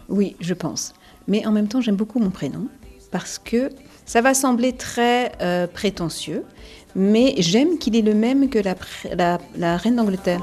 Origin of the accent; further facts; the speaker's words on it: France; j'ai été, j'ai suis née, j'ai été élevée en France